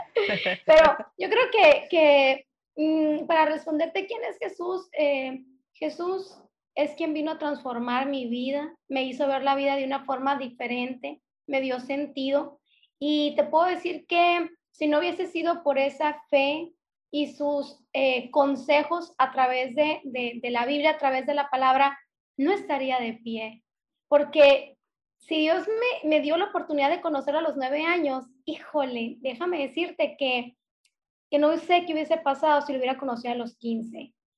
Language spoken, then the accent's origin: Spanish; Hermosillo, Sonora, Mexico; accent: northern; now in Ciudad Obregón, Mexico; soy del norte de la República Mexicana, soy de Sonora nacida en Hermosillo, Sonora, y ahorita radico en Ciudad Obregón, Sonora